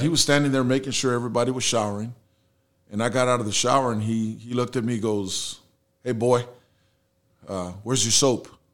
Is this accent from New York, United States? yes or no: no; San Antonio, Texas, United States; first language Spanish; English is a second language; also born or lived in Houston, United States; that's where I grew up and, you know, I've been here, born and raised